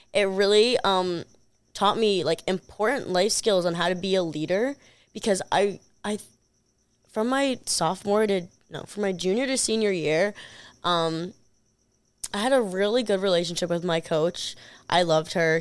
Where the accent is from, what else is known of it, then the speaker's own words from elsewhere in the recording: New York, United States; I'm from New York